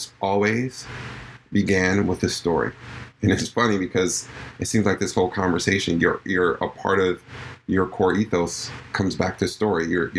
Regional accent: New York, United States; I'm from New York

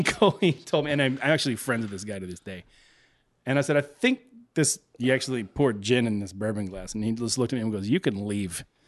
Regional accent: Texas, United States; now in Chicago, United States; growing up in Texas

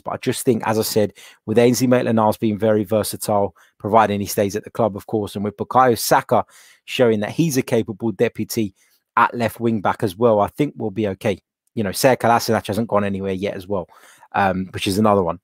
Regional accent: London, United Kingdom; I was born here in London

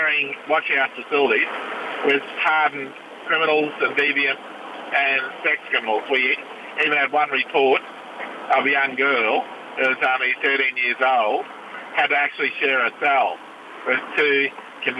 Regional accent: Brisbane, Queensland, Australia; Born and raised in Brisbane.

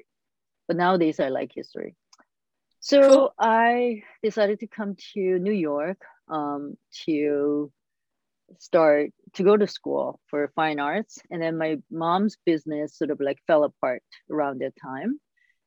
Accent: South Korea; I was born in South Korea and grew up there

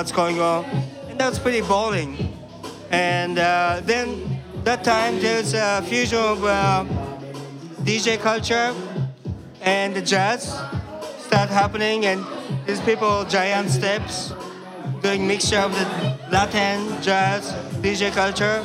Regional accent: outskirts of Tokyo, Japan; moved away as an adult; also born or lived in Boston, United States; now in New York, United States; growing up in like a Queens, okay, or Long Island, or New Jersey of Tokyo, outskirts

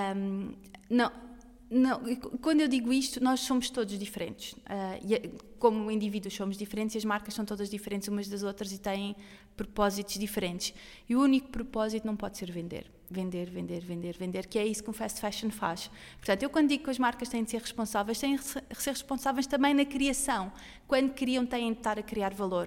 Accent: Sintra, Lisbon, Portugal; é um lugar bonito. Eu, eu, eu, sou de Sintra

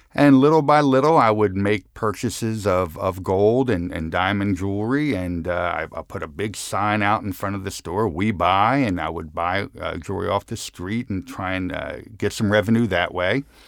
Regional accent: Philadelphia, Pennsylvania, United States; as a young man growing up in Center City, Philadelphia, my grandfather had a store at, uh, fifteenth and Randstead

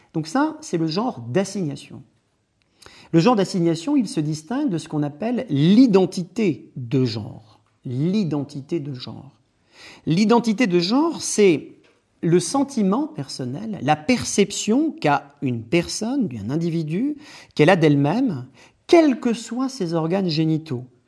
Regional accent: France; also born or lived in Louvain-la-Neuve, Belgium; Je suis français

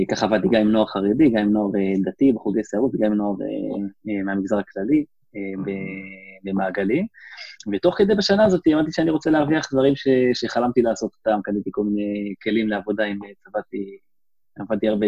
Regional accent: West Bank, Palestine; נולדתי, נולדתי באלון, ב... נולדתי בגוש עציון, גדלתי, שם עברנו קצת בין יישובים, אבל אה, בגדול אותה בועה דתית כזאת

